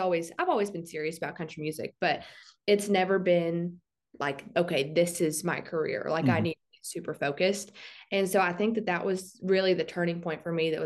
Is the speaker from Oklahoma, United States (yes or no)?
yes; Southeast Oklahoma, United States; I'm from Southeast Oklahoma. I live probably about 90 miles from Dallas, and I live in the Durant area